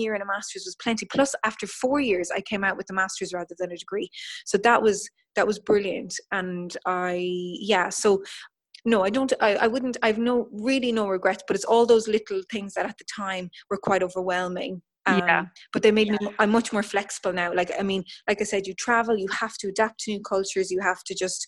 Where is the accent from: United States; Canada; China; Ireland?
Ireland; as an Irish person